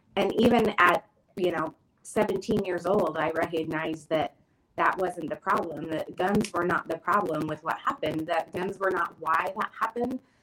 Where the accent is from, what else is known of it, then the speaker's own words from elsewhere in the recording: Springfield, Oregon, United States; also born or lived in Eugene, Oregon / Creswell, Oregon; I was born and raised in Springfield, and I, you know, graduated from Thurston, but I had to move into Eugene